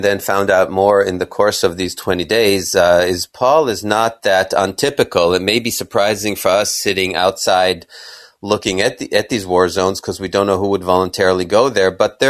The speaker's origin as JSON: {"language": "English", "country": "Kenya", "tie": "born or raised there", "also_born_or_lived": "Israel", "said": "I was born in Israel and grew up in Kenya as a little boy in the 60s."}